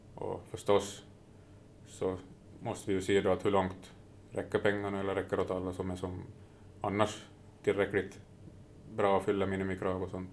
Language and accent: Swedish; Närpes, Ostrobothnia, Finland; jag är från Närpes